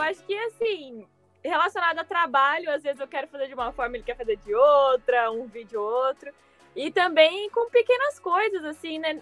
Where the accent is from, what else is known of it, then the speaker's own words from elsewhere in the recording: Mogi das Cruzes, São Paulo, Brazil; moved away as an adult; Nós somos de Mogi, mas a gente trabalhava em São Paulo, então a gente morava em São Paulo